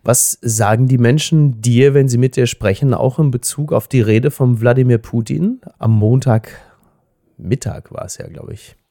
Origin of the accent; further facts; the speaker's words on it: Germany; als Deutscher